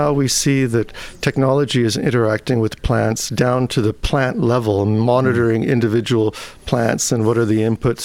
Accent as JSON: {"language": "English", "region": "California", "country": "United States", "tie": "born or raised there", "also_born_or_lived": "Switzerland / Cambridge / Osaka, Japan", "moved": "as an adult", "lives_now": "Indiana, United States", "said": "I was born in California"}